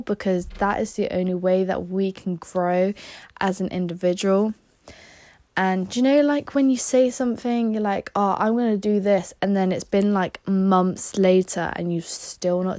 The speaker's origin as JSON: {"language": "English", "area": "Somerset", "region": "South West England", "country": "United Kingdom", "tie": "born or raised there", "said": "I am from Somerset. I've been here my whole life"}